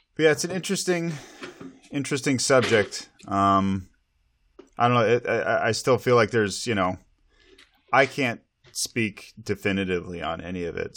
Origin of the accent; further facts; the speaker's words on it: Montana, United States; now in Snohomish County, Washington, United States; growing up in Montana